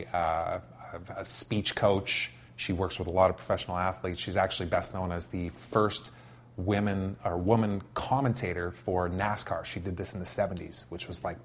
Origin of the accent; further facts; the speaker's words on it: Saskatoon, Saskatchewan, Canada; moved away; I went to work for a digital agency in my hometown, which is in Saskatoon, mm-hmm. back in Saskatchewan